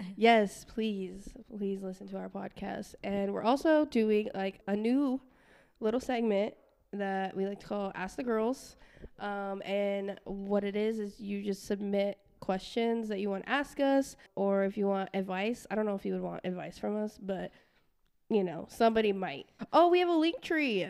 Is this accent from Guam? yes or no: yes; Guam; I'm from Guam, um, and my family's from Palau